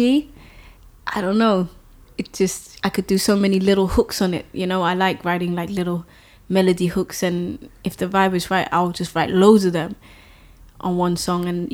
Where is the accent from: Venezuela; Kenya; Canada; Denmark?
Denmark; also born or lived in London; I was born in London actually, but I grew up in Denmark